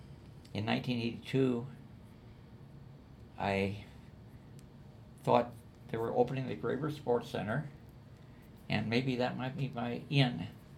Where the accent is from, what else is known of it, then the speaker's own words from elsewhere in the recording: Earlville, Iowa, United States; also born or lived in Dubuque, Iowa; I was born in Dubuque, Iowa, but my dad, when he got out of the service in 1945, we moved to Earlville, Iowa. And I grew up there until I went into the service in 1962